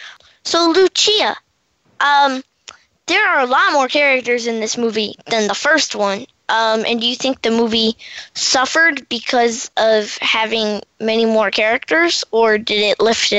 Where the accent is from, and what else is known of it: Washington, District of Columbia, United States